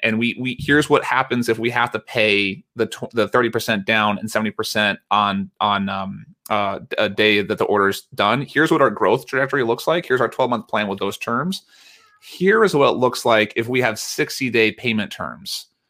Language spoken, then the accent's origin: English; United States; accent: American; I'm an American, uh, by my accent